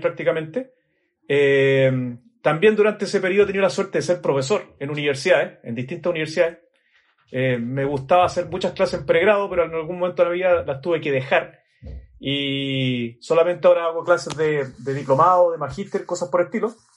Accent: Chile; accent: Chilean; por el acento seguramente notan que soy de Chile.

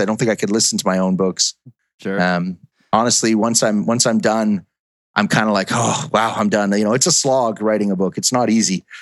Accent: Edmonton, Alberta, Canada; my hometown, which was uh, Edmonton, Alberta, Canada. That's where BioWare was founded, and that's where I grew up.

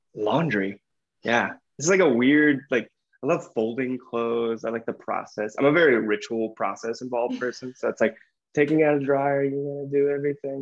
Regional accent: the South, United States; I grew up in the South

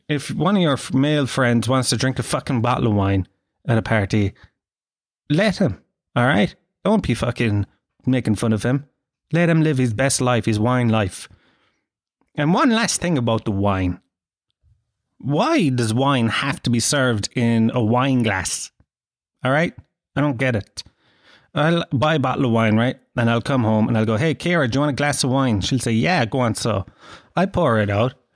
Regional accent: Tralee, Munster, Ireland; I grew up in Gallows Field, man. If you ever want to see teeth go rotten green, grow up in a council estate in the early nineties in Tralee

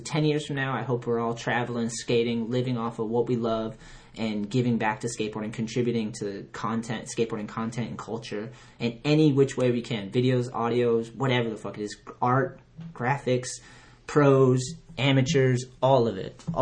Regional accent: Onset, Massachusetts, United States; I'm from Onset in Plymouth.

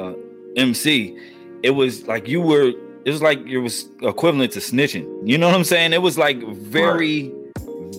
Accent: New Jersey, United States; my home state of New Jersey

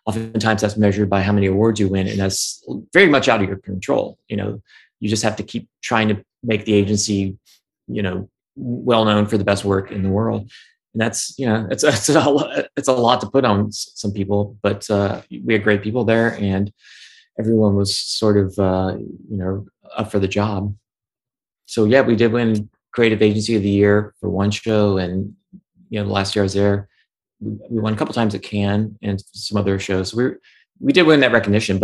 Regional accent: Cincinnati, Ohio, United States; I am from Cincinnati, Ohio.

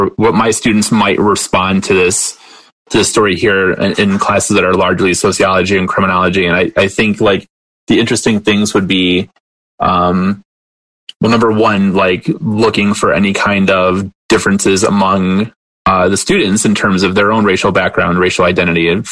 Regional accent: Detroit, Michigan, United States; now in Wilkes-Barre, United States; I grew up outside of Detroit as well

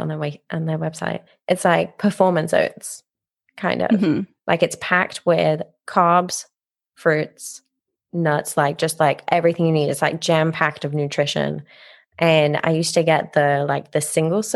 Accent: Nottingham, East Midlands, United Kingdom; moved away; I grew up near the River Trent, which is gross if anyone's been to Nottingham

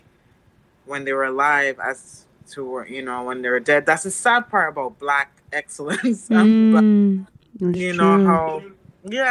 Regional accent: Mandeville, Manchester Parish, Jamaica; moved away; I grew up in Mandeville, what they consider the country

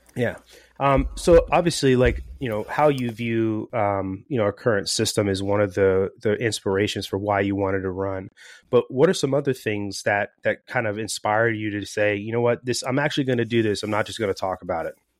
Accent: Florida, United States; moved away as an adult; now in California, United States; I'm originally from Florida

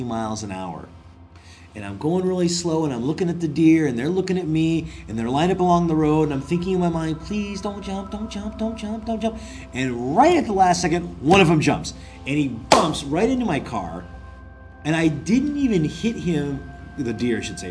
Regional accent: Bigfork, Montana, United States; moved away as an adult; now in Korea; I was working in my hometown of Big Fork, Montana

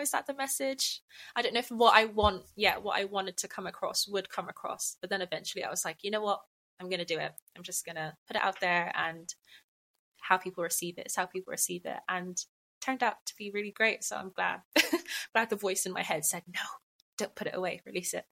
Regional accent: Bristol, South West England, United Kingdom; moved away as an adult; now in London, United Kingdom; I'm from Bristol, but I'm not in Bristol at the moment

